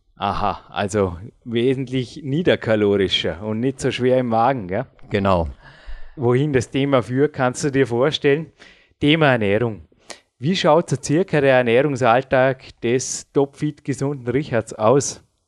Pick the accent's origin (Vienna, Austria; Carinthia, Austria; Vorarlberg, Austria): Vorarlberg, Austria; Dornbirn; also born or lived in Feldkirch; ich bin jetzt 34 Jahre alt, ich lebe seit 34 Jahren in Dornbirn. Bin zwar geboren in Felki, aber das war nur das Krankenhaus